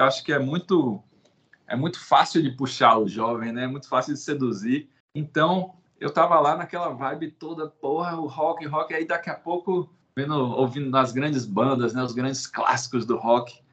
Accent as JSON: {"language": "Portuguese", "town": "Salvador", "region": "Bahia", "country": "Brazil", "said": "sou de Salvador"}